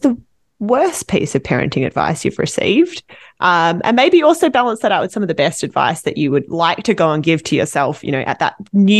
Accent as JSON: {"language": "English", "country": "Australia", "lives_now": "Vancouver, Canada", "said": "I've lived yeah. in Vancouver. I'm from Australia, honestly. I'm here from Australia"}